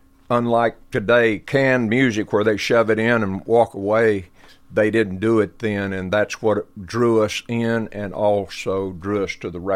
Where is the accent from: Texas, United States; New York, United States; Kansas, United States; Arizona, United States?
Texas, United States; Lubbock; So we're approaching my 80th year on the planet, and Lubbock was a great place to grow up because music was in the water.